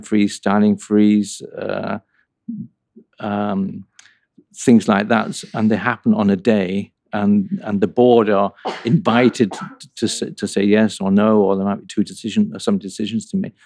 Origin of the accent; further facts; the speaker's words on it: North England, United Kingdom; moved away; also born or lived in Sheffield / Coventry; I grew up in North England